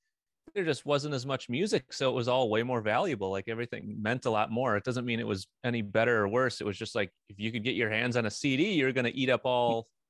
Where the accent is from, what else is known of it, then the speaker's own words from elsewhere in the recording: Wisconsin, United States; also born or lived in Vietnam / Madison, Wisconsin / Milwaukee, Wisconsin; No, I lived in Asia for a couple of years in Vietnam, and I lived in that's it. And then I lived in Madison, Wisconsin, and Milwaukee, Wisconsin.